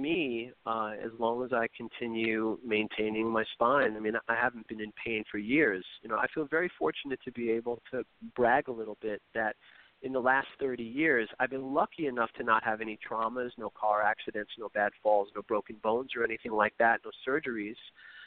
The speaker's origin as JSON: {"language": "English", "town": "New York City", "region": "New York", "country": "United States", "tie": "born or raised there", "said": "I grew up in New York City"}